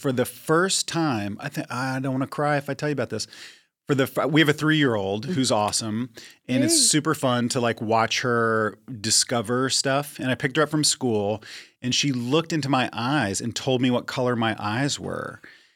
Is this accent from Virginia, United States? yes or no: yes; Northern Virginia, United States; also born or lived in New York; now in Pasadena, United States; I grew up on the East Coast also. I grew up in D.C.-ish.